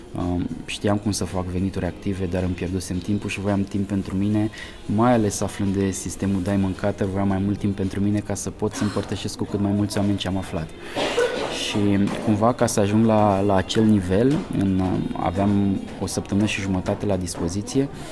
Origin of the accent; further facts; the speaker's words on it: Argeș, Romania; moved away as an adult; now in Bucharest, Romania; sunt din Argeș de fel